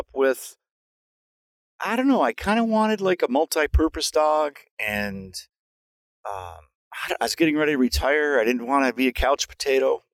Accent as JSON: {"language": "English", "country": "United States", "tie": "born or raised there", "said": "Growing up near Canada, it was very isolated. We got a couple Canadian TV channels and an American one"}